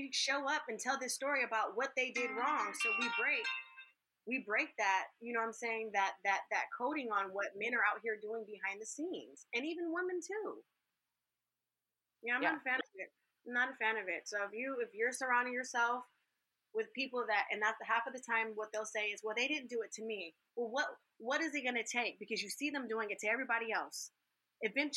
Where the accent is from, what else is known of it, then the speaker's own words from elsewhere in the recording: California, United States; I'm from California.